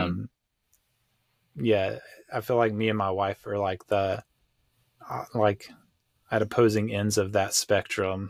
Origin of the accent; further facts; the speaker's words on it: United States; here in America, like, as an American